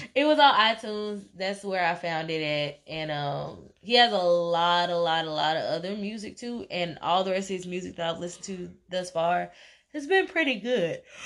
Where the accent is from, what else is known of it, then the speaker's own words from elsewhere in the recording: Tennessee, United States; I'm from Tennessee